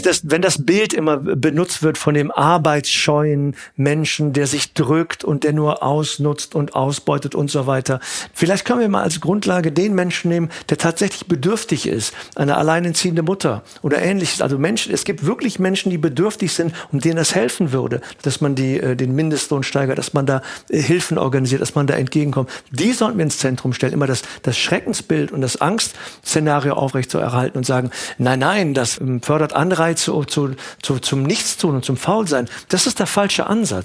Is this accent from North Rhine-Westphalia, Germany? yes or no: yes; Cologne, North Rhine-Westphalia, Germany; Ich bin in Köln geboren, und aufgewachsen